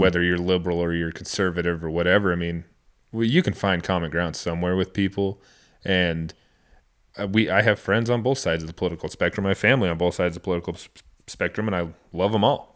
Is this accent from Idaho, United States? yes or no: yes; Idaho, United States; coming from Idaho, we're both born and raised in Idaho, man, it's totally different world.